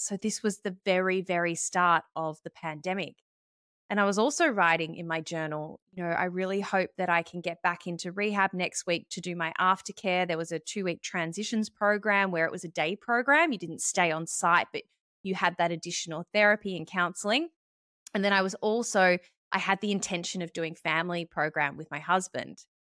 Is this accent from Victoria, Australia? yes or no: yes; Melbourne, Victoria, Australia; moved away as an adult; also born or lived in Sydney; I moved back to Melbourne, which was my hometown